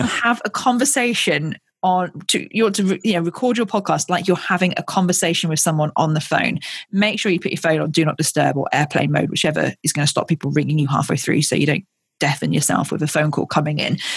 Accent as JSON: {"language": "English", "town": "Ascot", "region": "South East England", "country": "United Kingdom", "tie": "born or raised there", "said": "I was born in Royal Berkshire very close to Windsor"}